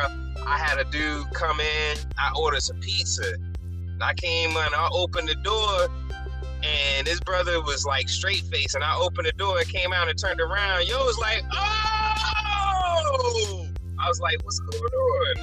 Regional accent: United States; But the one thing I can say, many people do not think I'm American. Like, I am a Black American.

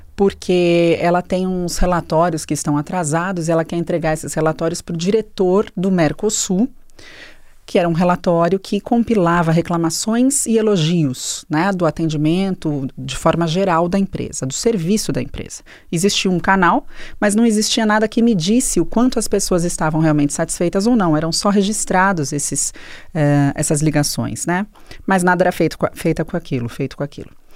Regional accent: São Paulo, Brazil; nasci em São Paulo

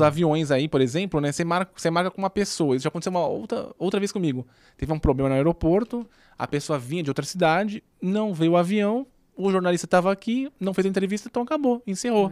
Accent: Santos, São Paulo, Brazil; moved away as an adult; now in São Paulo, Brazil; como eu sou de Santos, era muito mais difícil para mim no sentido que, se você quisesse ter uma carreira, teria que vir para São Paulo

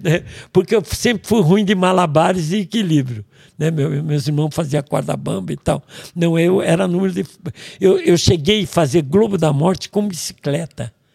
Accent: Niterói, Rio de Janeiro, Brazil; eu tenho cara de baiano, nome de alemão e nasci em Niterói

